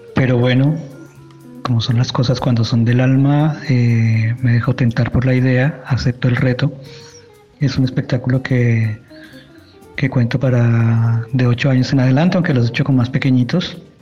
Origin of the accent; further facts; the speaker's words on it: Colombia; moved away as an adult; now in Chile; soy colombiano